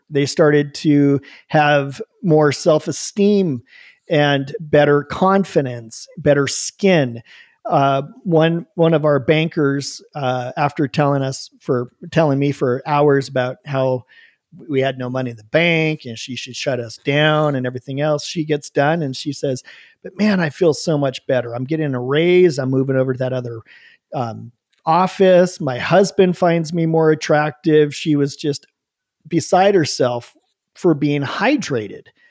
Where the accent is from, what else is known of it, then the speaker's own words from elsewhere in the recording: Bend, Oregon, United States; also born or lived in Oahu, Hawaii; We moved back home to Bend, Oregon, moved in with my mom into her spare bedroom